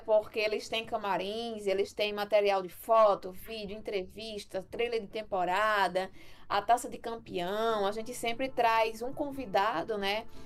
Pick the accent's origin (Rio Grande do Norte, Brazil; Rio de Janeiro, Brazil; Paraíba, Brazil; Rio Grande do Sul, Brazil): Rio Grande do Norte, Brazil; aqui onde eu moro, né, eu sou aqui do Rio Grande do Norte